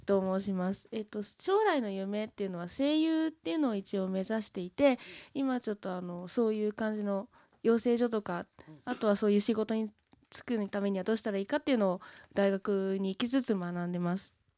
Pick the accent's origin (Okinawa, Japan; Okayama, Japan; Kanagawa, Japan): Kanagawa, Japan; Yokohama; 地元が横浜なんですけど、うん、横浜が大好きなので横浜でラジオ関係の仕事をしたいと思ってます